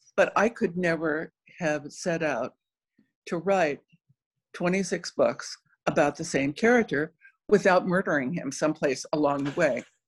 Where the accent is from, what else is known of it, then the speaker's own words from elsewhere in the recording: Cochise County, Arizona, United States; also born or lived in South Dakota; I grew up in Cochise County in the far southeast corner of Arizona, right on the New Mexico Mexican border